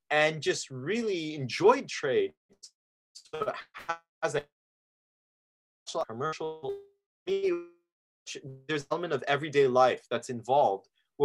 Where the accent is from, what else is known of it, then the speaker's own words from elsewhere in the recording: Saudi Arabia; also born or lived in Lebanon; now in Oregon, United States; I'm originally from Lebanon. And in Oregon, I always have to say Lebanon, the country, not the town. And like many Lebanese families, we migrated a lot. So I've bounced around my whole life. Grew up mostly actually in Saudi Arabia